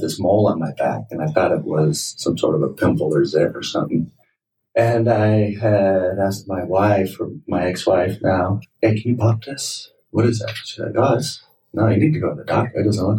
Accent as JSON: {"language": "English", "area": "Moreno Valley", "region": "Southern California", "country": "United States", "tie": "born or raised there", "also_born_or_lived": "Michigan / Ohio", "said": "I grew up right here in Southern California, Marina Valley"}